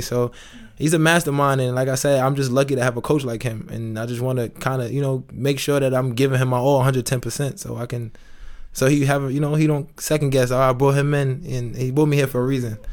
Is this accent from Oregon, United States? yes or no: no; New York City, New York, United States; moved away as an adult; now in Itzehoe, Germany; I'm from New York